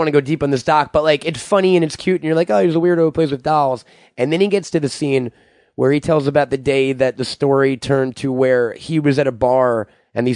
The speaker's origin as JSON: {"language": "English", "area": "Long Island", "region": "New York", "country": "United States"}